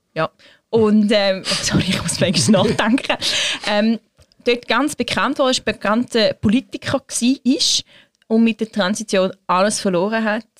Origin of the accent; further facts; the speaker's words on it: Switzerland; bei uns in der Schweiz